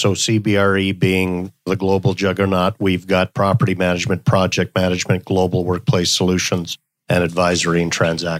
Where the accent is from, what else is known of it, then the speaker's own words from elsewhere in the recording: Stockholm, Stockholm County, Sweden; born there; also born or lived in Canada; So I was born in Stockholm, Sweden, and lived all around the world and spent a lot of my life in Canada